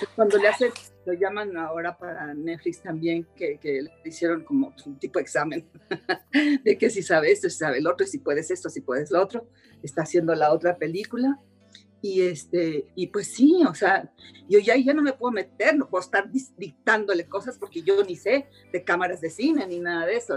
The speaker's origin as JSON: {"language": "Spanish", "country": "Mexico", "said": "soy mexicana"}